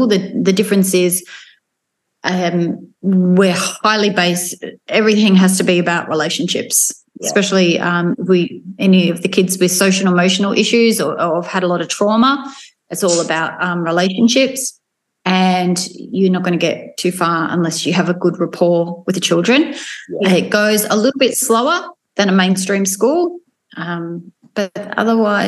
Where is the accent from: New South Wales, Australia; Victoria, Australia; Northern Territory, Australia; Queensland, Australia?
Victoria, Australia; Melbourne; moved away as an adult; now in Gippsland, Australia; I'm from Melbourne, down on the Bayside.